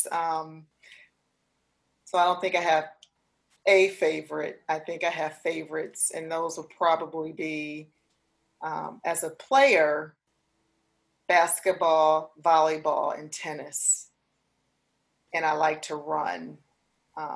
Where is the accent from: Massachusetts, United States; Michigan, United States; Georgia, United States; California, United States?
Michigan, United States; Detroit; my experiences growing up in Detroit, Michigan